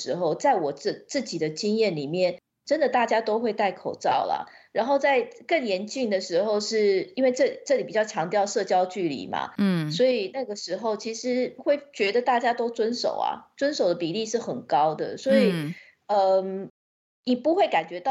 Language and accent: Chinese; Taiwan; now in United Kingdom; 对，因为毕竟我在台湾长大嘛，